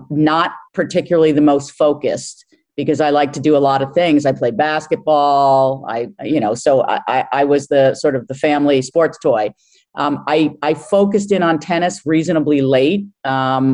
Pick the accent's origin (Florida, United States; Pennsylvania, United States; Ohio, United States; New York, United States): New York, United States; Larchmont; moved away; Grew up in Larchmont, New York